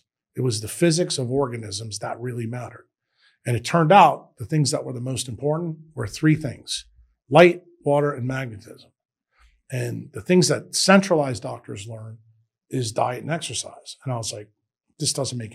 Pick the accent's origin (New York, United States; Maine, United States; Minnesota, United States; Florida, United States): New York, United States; New York City; moved away as an adult; also born or lived in Nashville, Tennessee; now in El Salvador; I grew up in New York City